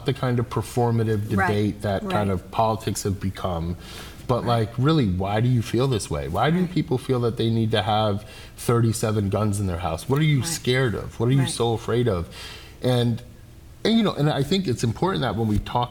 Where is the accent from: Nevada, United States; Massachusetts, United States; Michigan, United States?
Massachusetts, United States; Holyoke; I'm a kid from Holyoke.